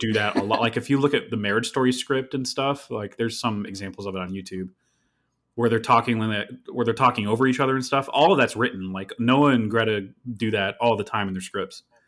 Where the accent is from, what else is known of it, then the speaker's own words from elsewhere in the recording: upstate New York, United States; I was born in upstate New York, where it's more tolerable